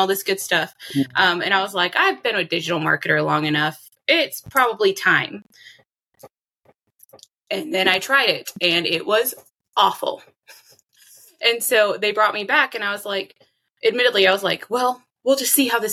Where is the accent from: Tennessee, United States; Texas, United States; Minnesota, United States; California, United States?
Texas, United States; Austin; I was raised in Austin, Texas, and the surrounding areas by mostly my mother